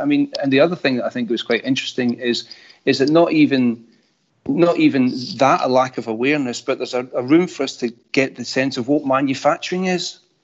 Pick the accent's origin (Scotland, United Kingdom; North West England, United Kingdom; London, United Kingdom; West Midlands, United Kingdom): Scotland, United Kingdom; accent: Scottish